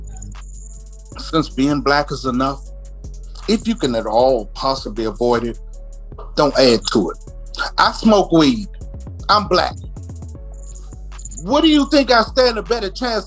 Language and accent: English; Washington, District of Columbia, United States; I grew up in Southeast goddamn D.C.